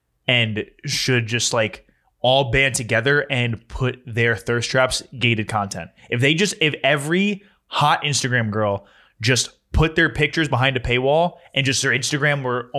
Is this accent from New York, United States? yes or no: no; New Jersey, United States; I'm from Jersey. I like pork roll.